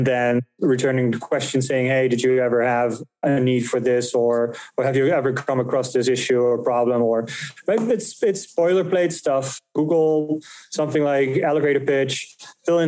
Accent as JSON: {"language": "English", "country": "Netherlands", "moved": "as an adult", "lives_now": "United States", "said": "I'm from the Netherlands. So I moved from Europe in 2015"}